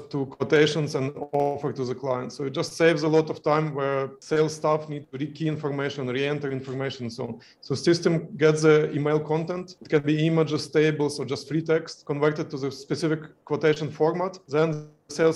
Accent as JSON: {"language": "English", "country": "Ukraine", "also_born_or_lived": "Kyiv, Ukraine", "moved": "as an adult", "said": "We are originally from Ukraine and I was living in Kyiv, Ukraine."}